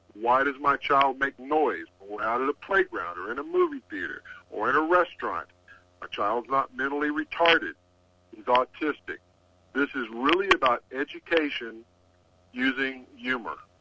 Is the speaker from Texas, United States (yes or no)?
yes; Texas, United States; I'm from Texas